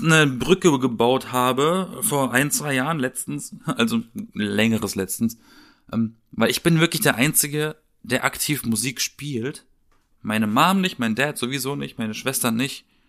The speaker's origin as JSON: {"language": "German", "region": "Southern Germany", "country": "Germany", "tie": "born or raised there", "said": "in meiner Heimat, so im, im, im Süden, ne? Alles eher dörflich, kleinstadtmäßig"}